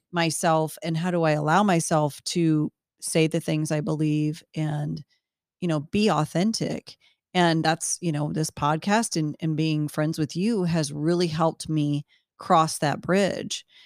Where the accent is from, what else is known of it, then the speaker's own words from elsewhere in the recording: United States; as an American woman